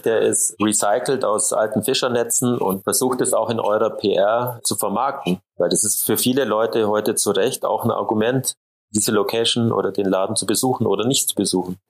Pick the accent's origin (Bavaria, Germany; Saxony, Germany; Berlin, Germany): Bavaria, Germany; Allgäu; gar nicht so weit weg von dem Ort, wo ich aufgewachsen bin